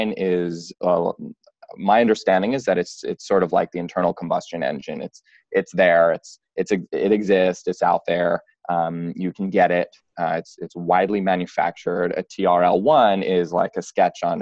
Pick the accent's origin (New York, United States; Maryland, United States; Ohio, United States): New York, United States; New York City; now in San Francisco, United States; I'm from New York and New York City, and moved to San Francisco